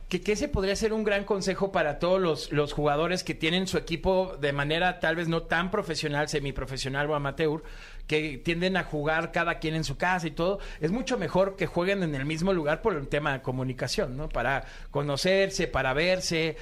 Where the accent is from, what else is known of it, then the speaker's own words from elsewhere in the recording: Mexico; en México